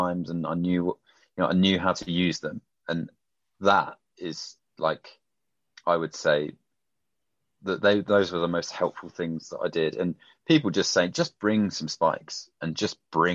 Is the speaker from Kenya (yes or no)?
no; United Kingdom; I'm a Brit in America